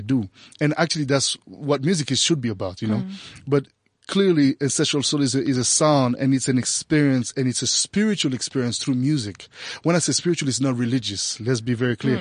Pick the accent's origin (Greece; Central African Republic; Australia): Central African Republic; Bangui; moved away as an adult; I was born in Central African Republic in Bangui, raised there until I was 18